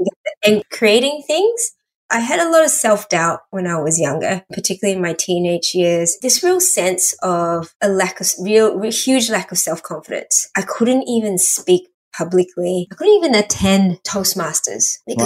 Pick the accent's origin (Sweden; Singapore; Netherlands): Singapore; first language English; also born or lived in Malaysia; I was born in Malaysia. We moved to Singapore when I was about 4.